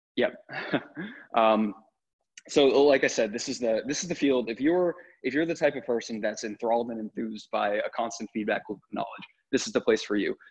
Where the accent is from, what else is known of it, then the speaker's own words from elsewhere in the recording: New England, United States; I grew up in New England